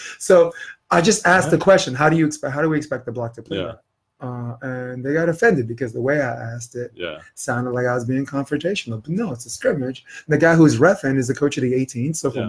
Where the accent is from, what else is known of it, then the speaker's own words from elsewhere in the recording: Dagestan, Russia; I'm from Dagestan, Russia.